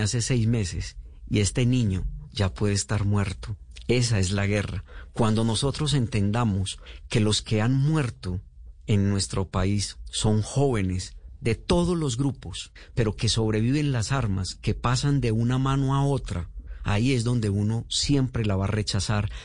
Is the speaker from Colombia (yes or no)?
yes; Antioquia, Colombia; Yo vengo de una región de Antioquia. Eh, en Antioquia somos muy vinistas... y creemos que Antioquia es lo mejor